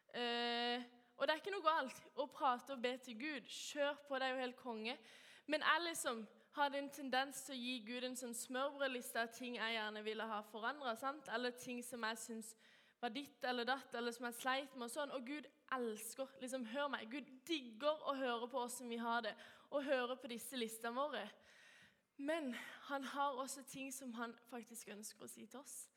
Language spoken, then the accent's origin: Norwegian; Kristiansand, Agder, Norway; jeg er oppvokst i Vågsby frikirke eh, og går